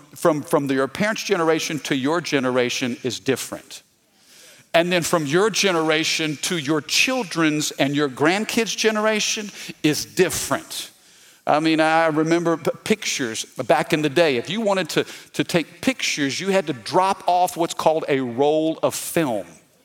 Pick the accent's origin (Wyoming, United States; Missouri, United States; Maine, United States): Missouri, United States; now in Baton Rouge, United States; I'm not from Louisiana. Did you know that? I'm from the Midwest, okay? I'm from Missouri, the Show Me State. And my parents moved us down to Baton Rouge in the late 80s, 87, 88.